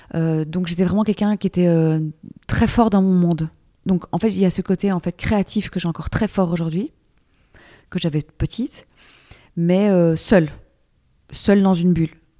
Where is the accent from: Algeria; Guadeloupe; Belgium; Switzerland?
Belgium; also born or lived in Brussels / Paris; je suis belge, j'habite donc à Bruxelles